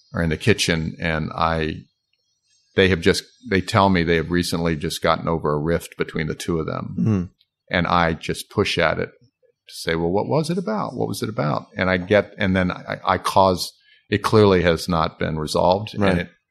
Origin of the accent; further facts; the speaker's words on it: Hampton, Virginia, United States; now in Oak Park, United States; my hometown